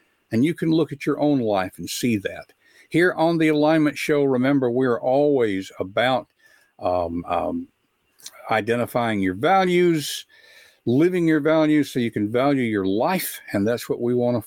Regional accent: West Tennessee, United States; I grew up in West Tennessee

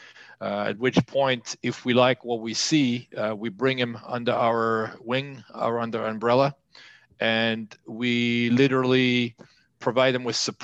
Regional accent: France; moved away as an adult; also born or lived in Los Angeles, United States; now in Sarlat, France; I was born and raised in France

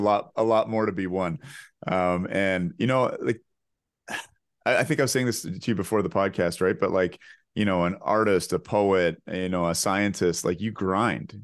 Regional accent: Canada

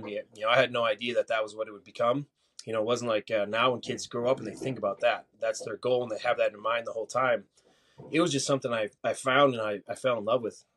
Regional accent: Mankato, Minnesota, United States; moved away as an adult; now in Phoenix, United States; back in my hometown of Mankato, Minnesota

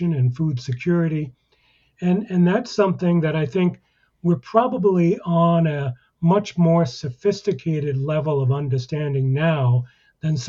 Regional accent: United States; I'm an American

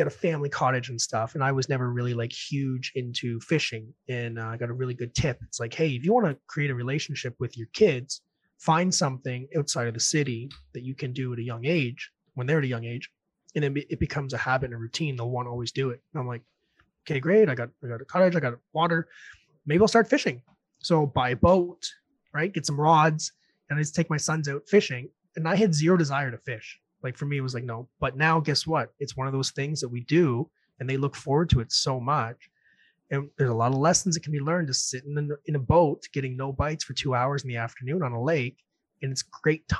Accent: New Brunswick, Canada; moved away as an adult; also born or lived in Red Deer, Alberta; now in Ontario, Canada; I'm from New Brunswick, going to buy a house here in Ontario

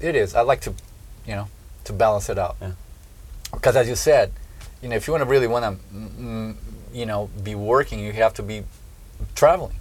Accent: southern Brazil, Brazil; born or raised there; moved away

